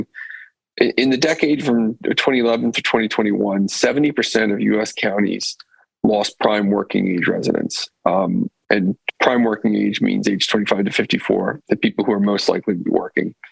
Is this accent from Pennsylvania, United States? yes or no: yes; Pennsylvania, United States; I'm from Pennsylvania